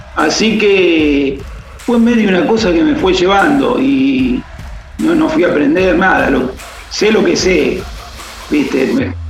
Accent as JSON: {"language": "Spanish", "town": "Rosario", "region": "Santa Fe", "country": "Argentina", "tie": "born or raised there", "moved": "yes", "lives_now": "Buenos Aires, Argentina", "said": "yo soy nacido en Rosario, vivo en Buenos Aires, pero eh, mi familia este, es toda de allá y mi vieja se vino para Buenos Aires, se separó se vino"}